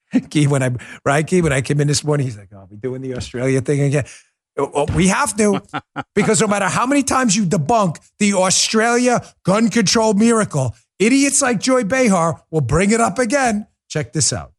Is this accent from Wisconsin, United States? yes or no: no; New York, United States; I'm from New York